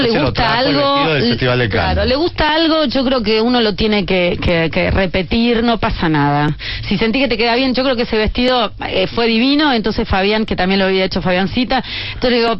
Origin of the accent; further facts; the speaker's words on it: Buenos Aires, Argentina; Yo creo que siempre a los que venimos de Buenos Aires